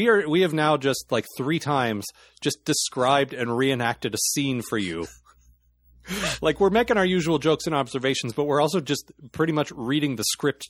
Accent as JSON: {"language": "English", "region": "Alaska", "country": "United States", "said": "Oh, no. I'm from Alaska."}